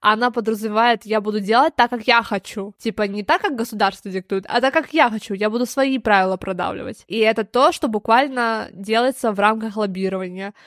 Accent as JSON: {"language": "Russian", "region": "Moscow", "country": "Russia", "said": "потому что мы из Москвы, да, и жили в Москве"}